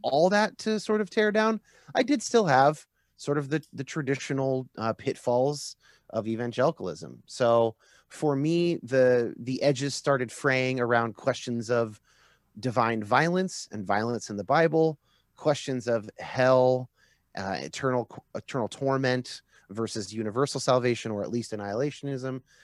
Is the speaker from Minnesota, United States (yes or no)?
no; Northern California, United States; I was raised what I like to call kinda like moderate California evangelical